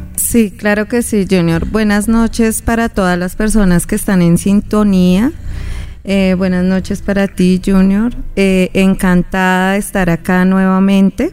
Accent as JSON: {"language": "Spanish", "region": "Llanos Orientales", "country": "Colombia", "said": "una de las historias más contadas de mi tierra, ¿no? De todo el llano"}